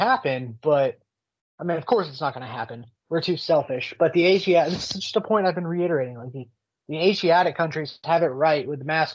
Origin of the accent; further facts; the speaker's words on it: Oklahoma, United States; I'm from Oklahoma